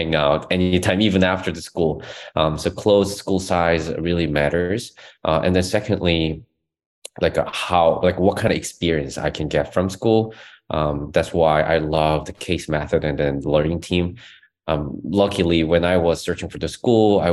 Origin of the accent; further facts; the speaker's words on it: South Korea; moved away as an adult; now in Charlottesville, United States; I'm originally from South Korea and my family is still there